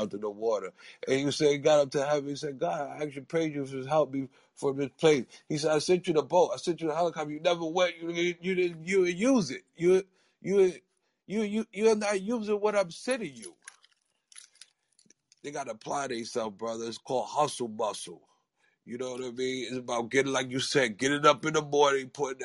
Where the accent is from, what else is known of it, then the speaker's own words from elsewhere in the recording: New York City, New York, United States; I'm from New York City, Harlem, New York City.